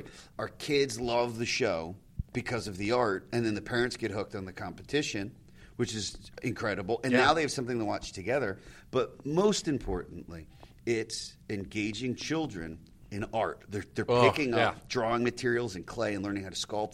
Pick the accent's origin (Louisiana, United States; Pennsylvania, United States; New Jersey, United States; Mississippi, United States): Pennsylvania, United States; I grew up in Pennsylvania, so we got broadcast from Manhattan and Philly